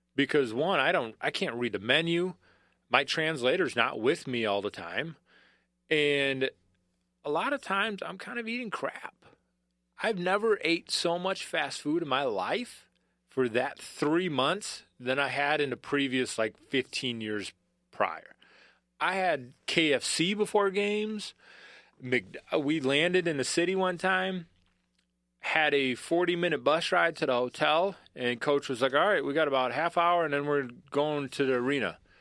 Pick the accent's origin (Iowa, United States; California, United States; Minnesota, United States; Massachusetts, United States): Minnesota, United States; Bloomington; moved away as an adult; also born or lived in Kansas; I'm a Minnesotan through and throughout.